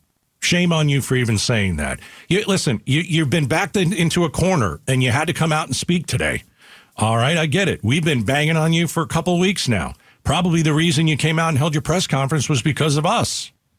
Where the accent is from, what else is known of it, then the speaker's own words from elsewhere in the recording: Arizona, United States; I take stuff very personally when it comes to Arizona. {S3} You do. {S2} When it comes to my hometown, I take things personally.